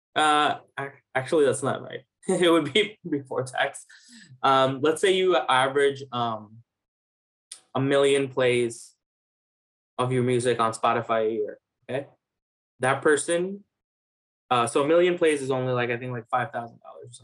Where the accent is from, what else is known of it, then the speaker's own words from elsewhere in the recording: New York City, New York, United States; also born or lived in Bangladesh; I grew up in New York. Um, so I first uh, I'm from like Main Street Flushing